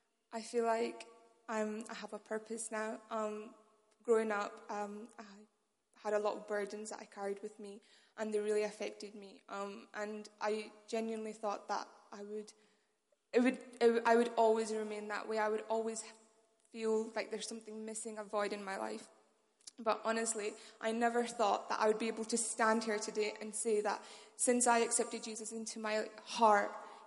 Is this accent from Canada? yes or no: no; Pakistan; now in Manchester, United Kingdom; I'm from First Love Manchester, but originally I'm from Pakistan.